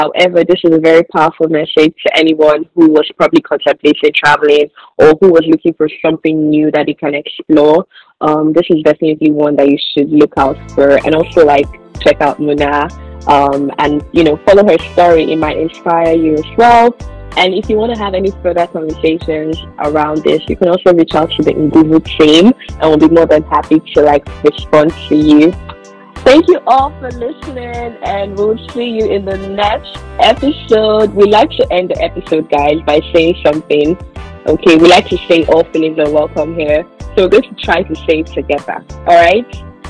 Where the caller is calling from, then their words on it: Nigeria; we're saying abroad because we're all speaking from Nigeria currently.